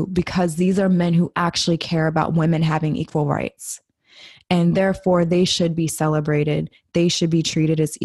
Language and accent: English; United States; I'm saying this as a Black female, like born and raised in America